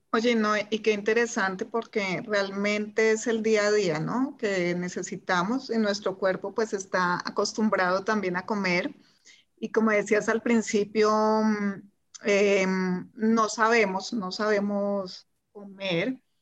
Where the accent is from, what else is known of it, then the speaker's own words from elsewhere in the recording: Colombia; also born or lived in Germany; soy de Colombia, vivo en Colombia, acá no tenemos estaciones